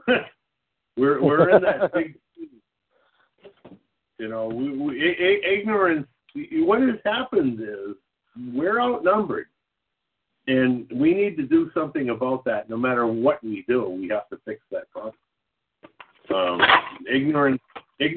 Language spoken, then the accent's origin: English; Boston, Massachusetts, United States; I'm from Boston